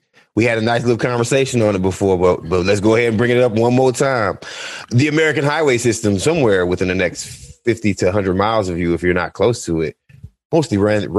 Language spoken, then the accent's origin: English; Ireland; I'm unfortunately Irish